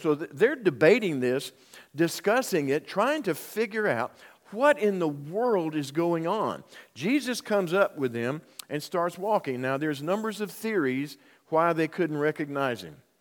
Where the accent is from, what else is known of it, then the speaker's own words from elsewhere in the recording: Union, United States; my hometown of Union